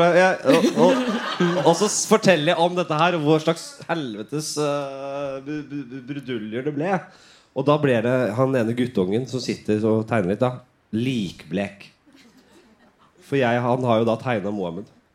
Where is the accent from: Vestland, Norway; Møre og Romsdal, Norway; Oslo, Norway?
Oslo, Norway; jeg er fra bydel 7